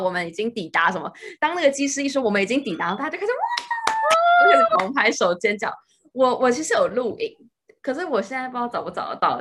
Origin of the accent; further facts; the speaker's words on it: Taiwan; 像我们是台湾人啊